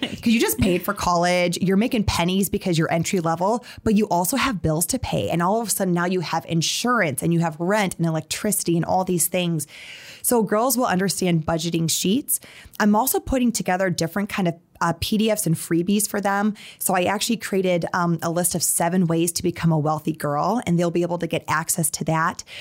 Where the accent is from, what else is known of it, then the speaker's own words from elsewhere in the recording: Sioux Falls, South Dakota, United States; moved away as an adult; also born or lived in Atlanta, Georgia / New York City; I grew up in Sioux Falls